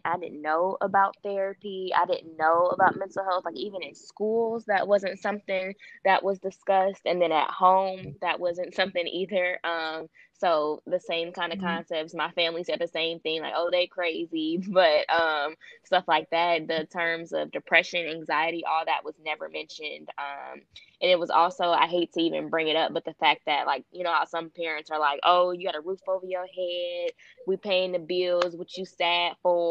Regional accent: Detroit, Michigan, United States; I am from Detroit, Michigan, born and raised

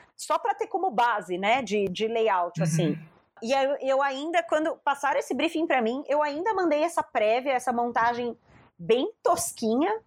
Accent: Brazil; eu não sou tipo brasileira vira-lata

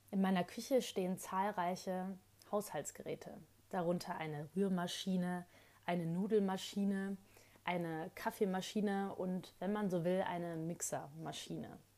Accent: Rhineland, Germany; born there; ich bin gebürtige Rheinländerin und die reden ja super gerne laut und schnell.

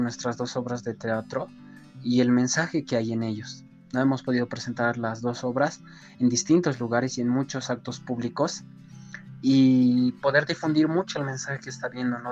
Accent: Coroico, La Paz, Bolivia; soy del municipio de Coroico

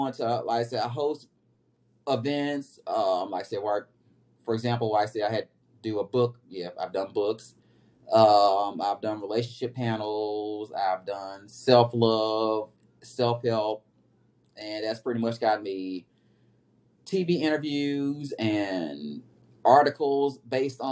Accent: Memphis, Tennessee, United States; my hometown of Memphis, Tennessee.

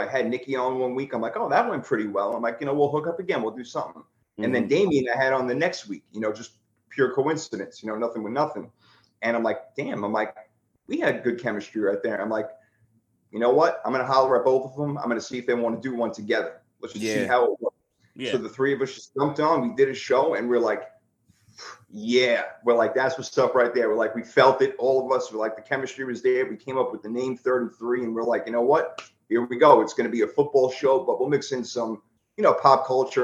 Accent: New York City, New York, United States; also born or lived in Long Island; Originally from Brooklyn, then I moved to Long Island. Yeah, so I'm a New York. I'm a New York guy all the way

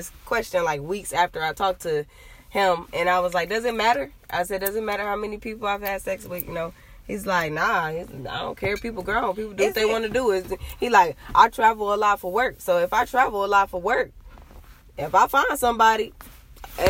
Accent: Cleveland, Ohio, United States; I'm from Cleveland, Ohio

